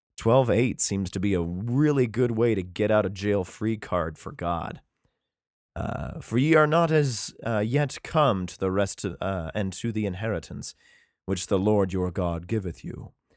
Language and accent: English; Idaho, United States; my home state, Coeur d'Alene, Idaho.